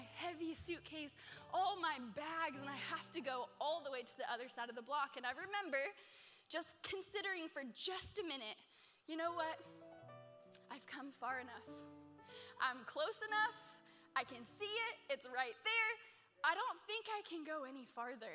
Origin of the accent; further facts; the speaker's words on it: Pennsylvania, United States; now in New York, United States; I'm from like little small town Pennsylvania